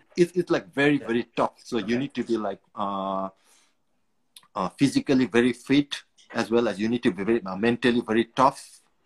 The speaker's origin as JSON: {"language": "English", "country": "Nepal", "also_born_or_lived": "Singapore / Afghanistan", "moved": "as an adult", "lives_now": "United Kingdom", "said": "Originally, I'm from Nepal."}